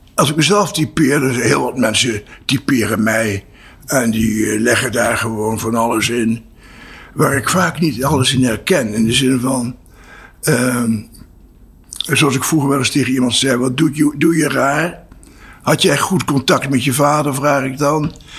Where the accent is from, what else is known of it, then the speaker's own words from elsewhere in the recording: Apeldoorn, Gelderland, Netherlands; also born or lived in Voorburg, South Holland; in 1948 zijn we verhuisd naar Apeldoorn